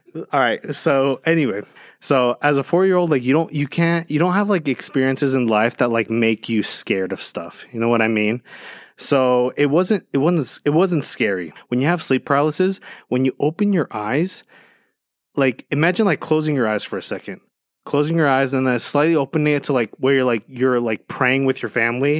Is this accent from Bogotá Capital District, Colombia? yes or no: no; Medellín, Antioquia, Colombia; moved away; I'm from Colombia, right? Right, and, like, from the ru, from the, from the streets of Medellin